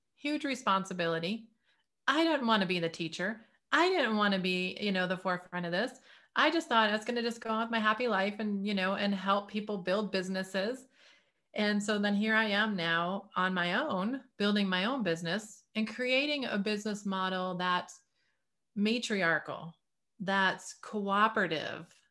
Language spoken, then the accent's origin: English; Detroit, Michigan, United States; growing up in the Detroit area